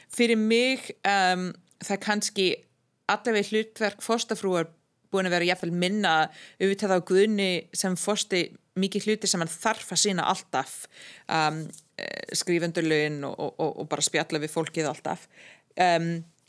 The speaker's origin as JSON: {"language": "Icelandic", "town": "Ottawa", "region": "Ontario", "country": "Canada", "tie": "born or raised there", "also_born_or_lived": "Europe", "second_language": "Icelandic", "moved": "as an adult", "lives_now": "Iceland", "said": "jól sem ég man eftir sem krakki í Kanada, í Óttava"}